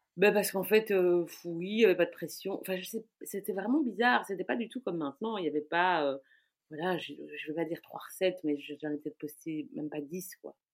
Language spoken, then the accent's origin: French; Brussels, Brussels-Capital Region, Belgium; je suis bruxelloise, née à Bruxelles, de parents étrangers, mais née à Bruxelles il y a déjà donc 47 ans